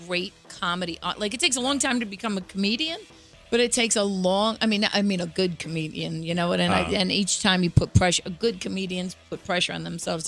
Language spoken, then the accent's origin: English; Cleveland, Ohio, United States; I'm from Cleveland